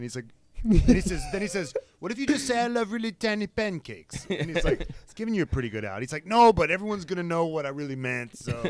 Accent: United States; as an American, I'd rather have no drivers than those Canadian drivers.

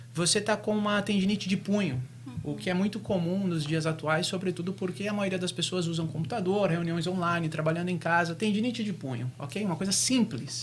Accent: São Paulo, Brazil; moved away as an adult; now in Boca Raton, United States; sou de São Paulo

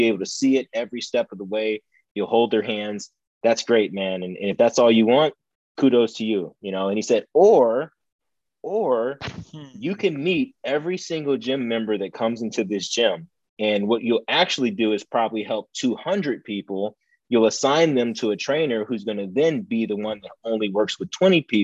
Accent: Ohio, United States; moved away; this was back in Ohio. You know, we're in Ohio.

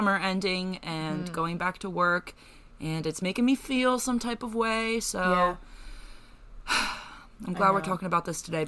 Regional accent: Lancaster, Pennsylvania, United States; I'm from Lancaster

